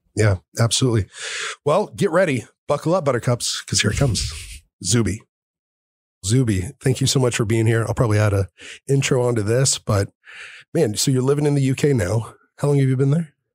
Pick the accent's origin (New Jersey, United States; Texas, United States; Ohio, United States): Texas, United States; I grew up here in Texas